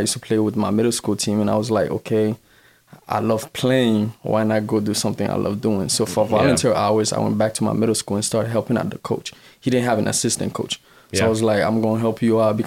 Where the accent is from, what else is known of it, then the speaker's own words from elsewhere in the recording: Miami, Florida, United States; also born or lived in Haiti; I'm Haitian. I'm from Miami, Florida